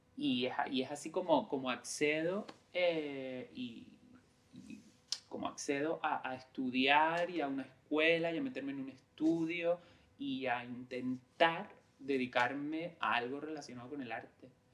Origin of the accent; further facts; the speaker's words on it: San Bartolomé, Canary Islands, Spain; moved away as an adult; also born or lived in Tenerife / Madrid; Yo crecí en, un, en San Bartolomé, que es un pueblo de Lanzarote